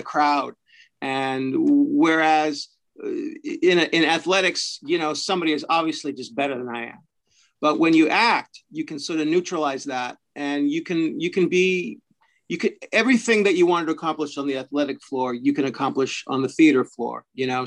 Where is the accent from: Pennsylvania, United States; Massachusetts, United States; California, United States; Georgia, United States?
California, United States; Fresno; moved away as an adult; also born or lived in San Francisco / New York / Los Angeles; now in Vancouver, Canada; I started out in Fresno, California. And that's my hometown